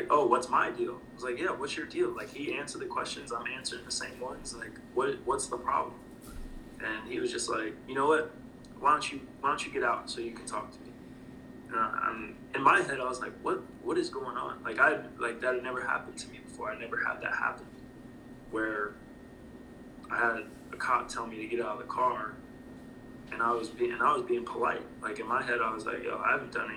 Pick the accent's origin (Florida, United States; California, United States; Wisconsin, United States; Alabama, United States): Florida, United States; North; moved away; also born or lived in St. Louis / Louisville; North Florida is the South